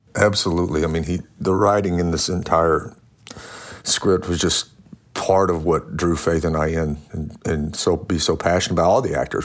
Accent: Louisiana, United States; I was born in Louisiana

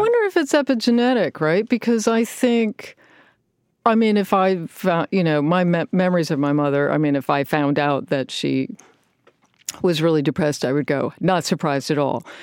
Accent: Richmond, Virginia, United States; Richmond, Virginia

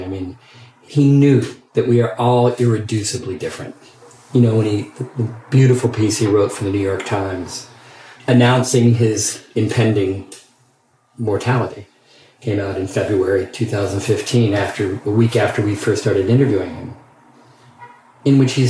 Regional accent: England, United Kingdom; as a gay man growing up in Alan Turing's England, where sexual activity was punishable by chemical castration, that was a plausible fear to have.

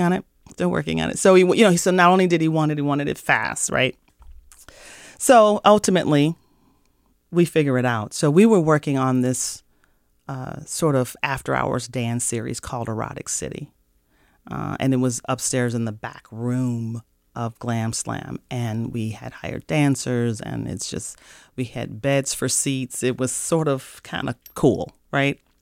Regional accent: St. Louis, Missouri, United States; moved away as an adult; now in Minnesota, United States; I'm from Saint Louis, Missouri

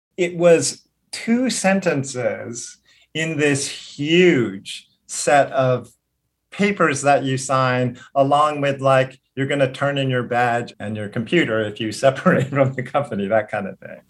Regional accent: Hawaii, United States; moved away as an adult; also born or lived in Los Angeles; I was born in Hawaii. I grew up here

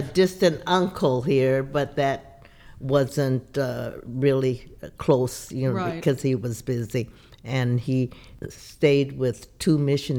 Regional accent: Los Angeles, California, United States; I was born in L.A.

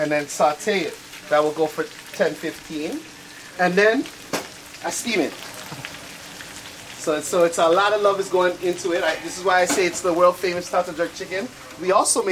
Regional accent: Toronto, Ontario, Canada; I'm from Regent Park, you know, so I got ghetto love in my heart

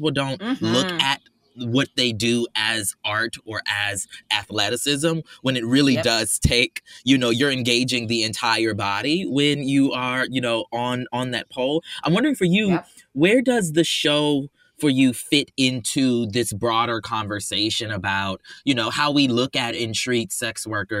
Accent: Charleston, South Carolina, United States; moved away; also born or lived in Atlanta, Georgia; I'm from Charleston, South Carolina, but I came of age. I went to school in Atlanta.

